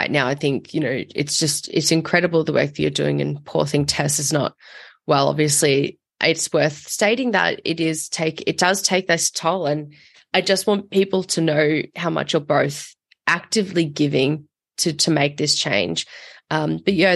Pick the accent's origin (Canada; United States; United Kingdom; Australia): Australia; I'm from Australia